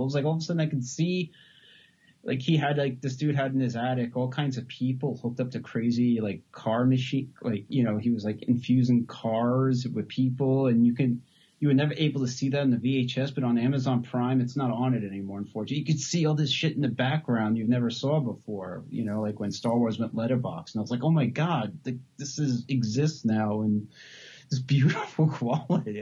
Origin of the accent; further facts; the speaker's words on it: New York, United States; moved away as an adult; now in Los Angeles, United States; I moved out from New York to LA when I was like 18